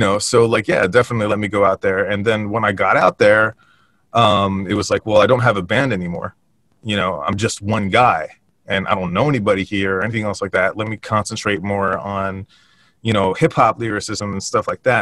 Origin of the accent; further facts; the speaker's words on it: Westfield, United States; moved away as an adult; also born or lived in California; we were raised up in Westfield